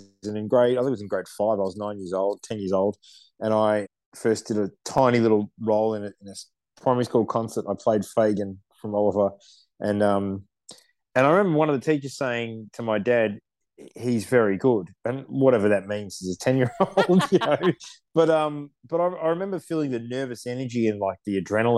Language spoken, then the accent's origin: English; Melbourne, Victoria, Australia; I grew up in the southeastern suburbs of Melbourne, in Dandenong, which is a very multicultural part of Melbourne.